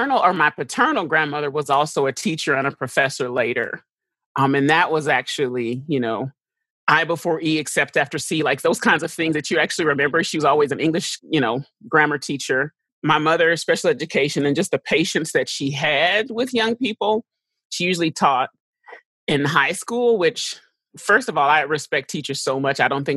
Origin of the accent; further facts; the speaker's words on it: St. Louis, Missouri, United States; born there; I was born in St. Louis because my father was actually doing his residency.